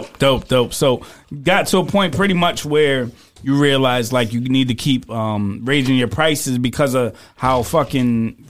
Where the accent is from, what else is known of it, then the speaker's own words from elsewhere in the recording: Connecticut, United States; I'm from Connecticut, they say, oh, yeah, New York, right? Nah, nigga, Connecticut's our own state. We're our own state.